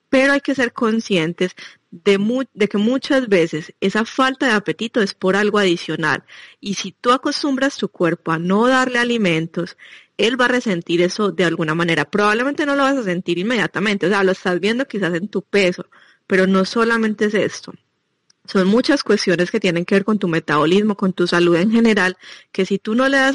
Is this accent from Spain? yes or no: no; Colombia; now in Belgium; nosotros, eh, los latinos, pues, ya les decía que yo vengo de Colombia